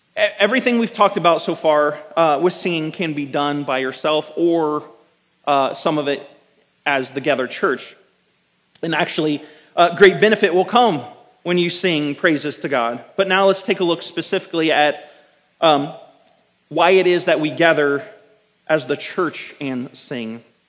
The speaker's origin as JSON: {"language": "English", "country": "United States", "said": "as American Christians"}